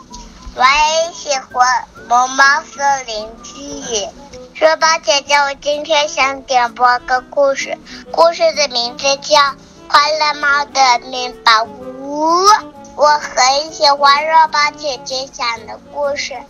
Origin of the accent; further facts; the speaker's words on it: Kunming, Yunnan, China; 我来自云南昆明。